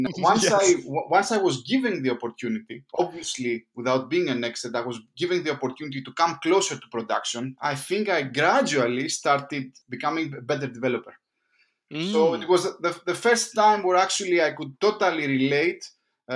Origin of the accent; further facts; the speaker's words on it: Greece; moved away as an adult; now in London, United Kingdom; I'm from Greece. I've been working here in London for the past 4 years, almost five.